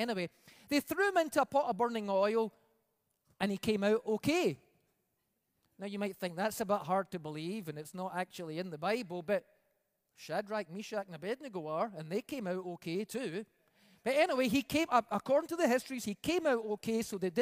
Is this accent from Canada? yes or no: no; Scotland, United Kingdom; moved away; I come from Scotland, where we call the groceries the messages